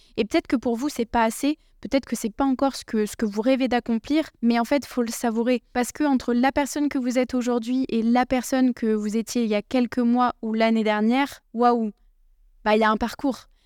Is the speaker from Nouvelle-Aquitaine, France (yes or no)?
yes; Bordeaux, Nouvelle-Aquitaine, France; J'ai grandi à Bordeaux